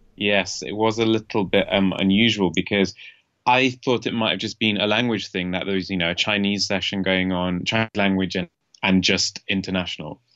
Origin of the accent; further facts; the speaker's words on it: Leeds, Yorkshire and the Humber, United Kingdom; now in China; I'm from the north of England, a city called Leeds